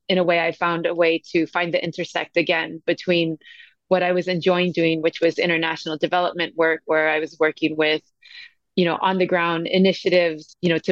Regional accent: San Francisco, California, United States; moved away as an adult; also born or lived in Asia / Latin America; now in Cape Town, South Africa; I came from San Francisco. That's where I was born and raised.

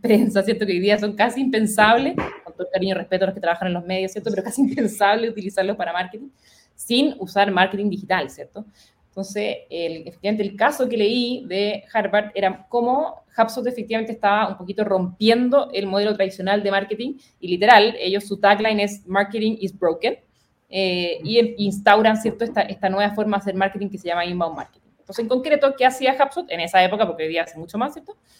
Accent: Chile; moved away; also born or lived in United States

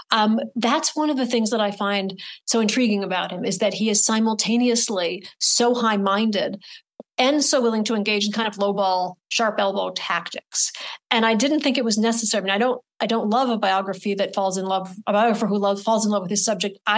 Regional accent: Adams, Massachusetts, United States; my ignorance was compounded by the fact that I was from Adams, Massachusetts, and you'd think I might have known something about him.

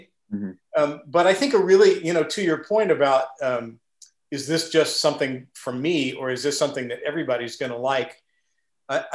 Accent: Midwest, United States; I grew up in the Midwest

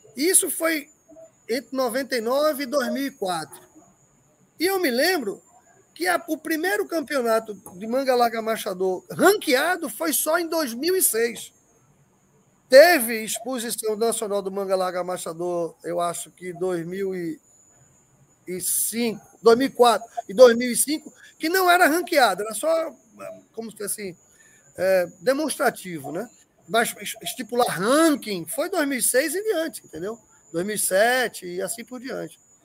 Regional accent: Pernambuco, Brazil; moved away; also born or lived in Paraíba; eu sou pernambucano, é, lá é muito acidentado

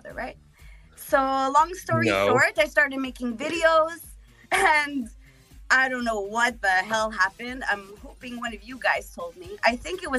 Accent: Montreal, Quebec, Canada; I'm from Montreal, Canada

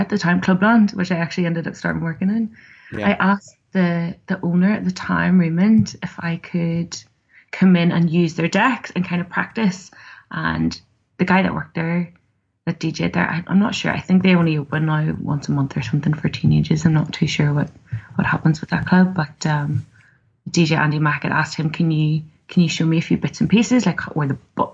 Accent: Belfast, Northern Ireland, United Kingdom; also born or lived in Cookstown; from Belfast

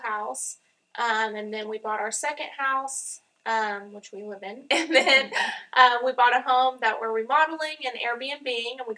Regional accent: Tahlequah, Oklahoma, United States; I was born here, and I went to Keys High School, so kind of, I always say Tahlequah, though, right outside the area.

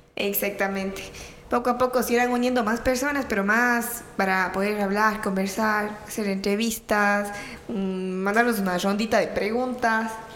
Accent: Ecuador; now in Myrtle Beach, United States; somos ecuatorianos, venimos de diferentes ciudades

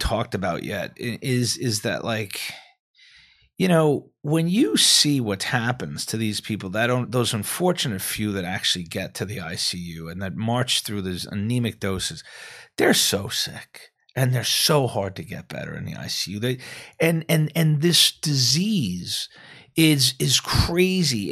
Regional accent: New York City, New York, United States; I'm from New York. That's where I, I trained

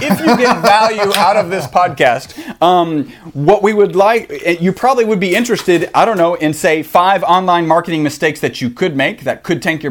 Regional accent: Texas, United States; We're from Texas. That's why we say howdy

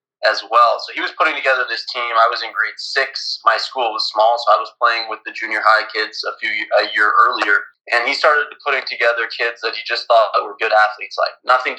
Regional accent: Brandon, Manitoba, Canada; I'm from Brandon, Manitoba.

